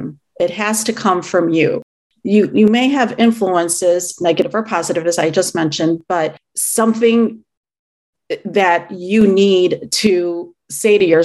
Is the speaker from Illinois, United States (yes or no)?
yes; Chicago, Illinois, United States; I am Filipino. I was born and raised in the Chicago area